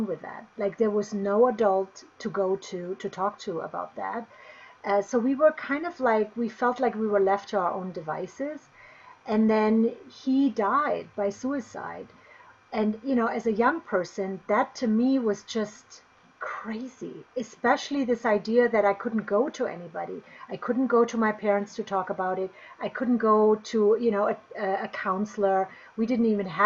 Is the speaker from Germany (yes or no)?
yes; Bavaria, Germany; now in Boulder, United States; I grew up in Germany, in Bavaria, so in the southern part of Germany.